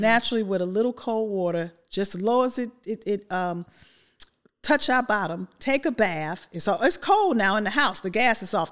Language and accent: English; Chicago, Illinois, United States; Growing up in Chicago, you all know it get cold there.